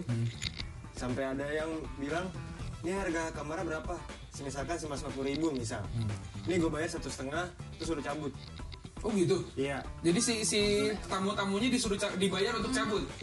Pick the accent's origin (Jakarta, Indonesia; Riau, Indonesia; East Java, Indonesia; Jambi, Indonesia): Jakarta, Indonesia; walaupun kita orang Indonesia walaupun kita orang Jakarta gitu